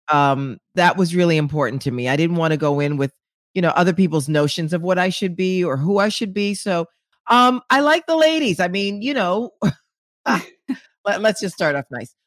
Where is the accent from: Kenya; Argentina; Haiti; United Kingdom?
Haiti; moved away; I'm from Haiti